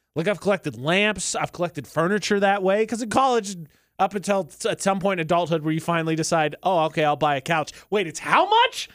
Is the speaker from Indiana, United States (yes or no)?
yes; Indiana, United States; moved away; Brazil, Indiana, which is a city in my home state